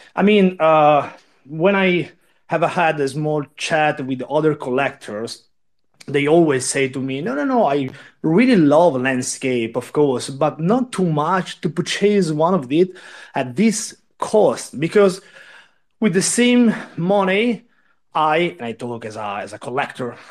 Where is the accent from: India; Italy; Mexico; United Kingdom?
Italy; I'm from Italy